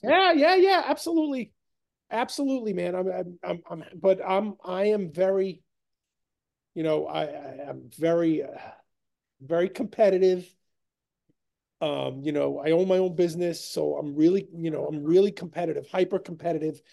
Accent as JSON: {"language": "English", "region": "New York", "country": "United States", "said": "we're from New York"}